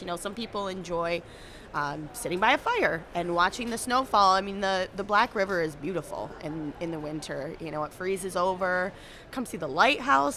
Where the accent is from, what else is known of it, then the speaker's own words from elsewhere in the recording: South Haven, Michigan, United States; I was practically born and raised in South Haven